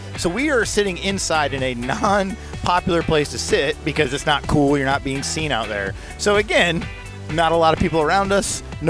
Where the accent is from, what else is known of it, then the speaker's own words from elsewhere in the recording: Atlanta, Georgia, United States; Atlanta, my hometown